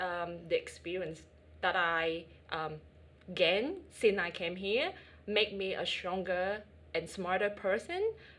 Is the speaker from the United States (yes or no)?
no; Vietnam; first language Vietnamese; English is a second language; moved away as an adult; now in Australia; I'm 100% Vietnamese.